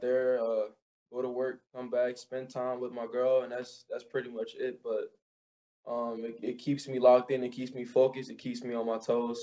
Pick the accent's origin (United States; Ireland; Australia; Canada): United States; New Orleans, Louisiana; growing up in New Orleans was fun